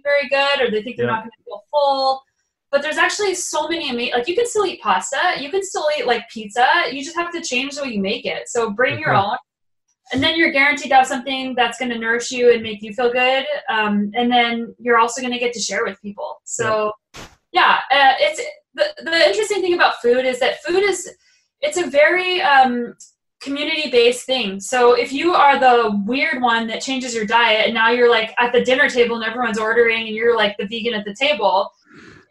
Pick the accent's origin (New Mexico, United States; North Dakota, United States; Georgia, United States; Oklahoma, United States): New Mexico, United States; also born or lived in Boulder, Colorado; now in Canada; I was living in Boulder, Colorado for 8 years, and I grew up in New Mexico where it's sunny all the time